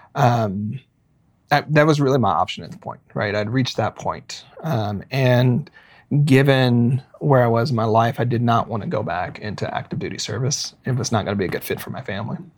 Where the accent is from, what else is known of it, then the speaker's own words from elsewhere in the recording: Arkansas, United States; now in Portland, United States; I grew up in Arkansas